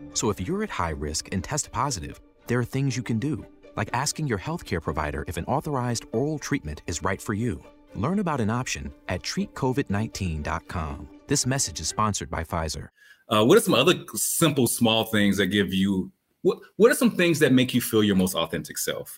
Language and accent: English; Albany, Georgia, United States; when I'm from Albany, Georgia, I remember hanging out with my big brother.